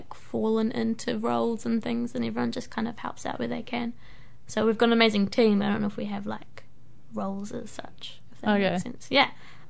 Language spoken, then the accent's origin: English; Hamilton, Waikato, New Zealand; I grew up in Hamilton